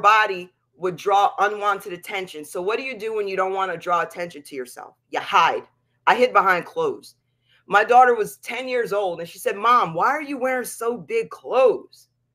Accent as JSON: {"language": "English", "region": "Pennsylvania", "country": "United States", "said": "the town that we lived in Pennsylvania"}